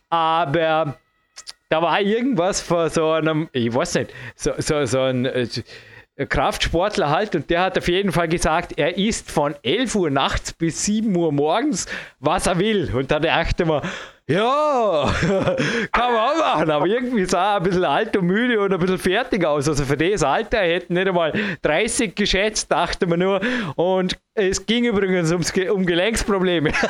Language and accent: German; United States; Zum Glück bin ich ein Amerikaner.